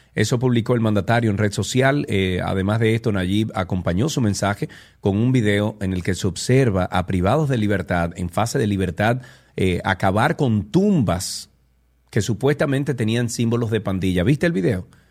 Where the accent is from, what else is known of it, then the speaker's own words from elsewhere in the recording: Dominican Republic; aquí en República Dominicana